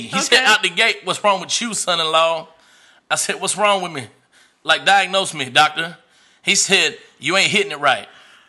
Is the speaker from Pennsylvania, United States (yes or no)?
no; Arkansas, United States; I'm from Arkansas.